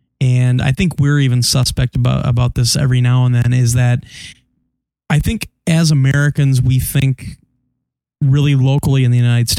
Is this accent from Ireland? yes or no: yes; Dublin, Leinster, Ireland; I'm from Dublin.